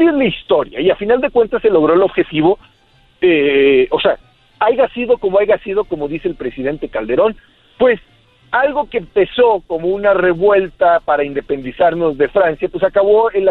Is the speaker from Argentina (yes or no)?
no; Mexico